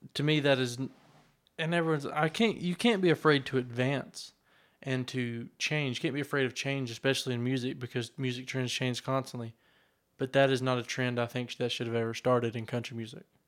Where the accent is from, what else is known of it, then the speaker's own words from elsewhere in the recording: Western North Carolina, United States; I'm from Western North Carolina